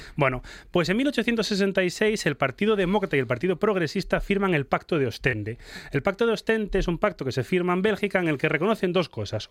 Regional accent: Spain; lo que somos los españoles

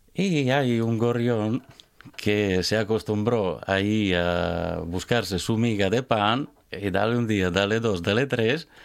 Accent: village next to Laura Pausini's, Emilia-Romagna, Italy; Spanish is a second language; moved away as an adult; also born or lived in Barcelona, Spain; now in Gijón, Spain; Yo vengo del pueblo al lado de …. Es un pueblo pequeño, en la colina

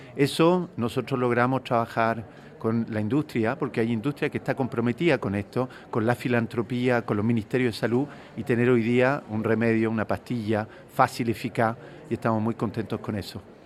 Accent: Chile; Yo vengo de Chile, un país donde existen eh, algunas de estas enfermedades

